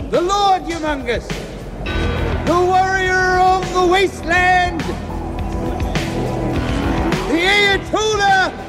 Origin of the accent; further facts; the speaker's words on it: Scotland, United Kingdom; and I'm Scottish